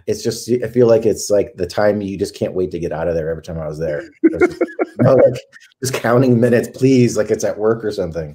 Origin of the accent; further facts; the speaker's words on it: Connecticut, United States; moved away as an adult; now in Southern California, United States; I'm from Connecticut originally, grew up there